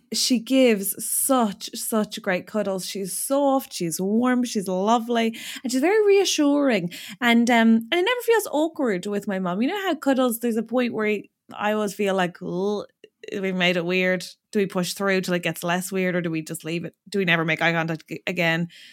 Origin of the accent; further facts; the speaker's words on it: Ireland; now in United Kingdom; being an Irish person in the U K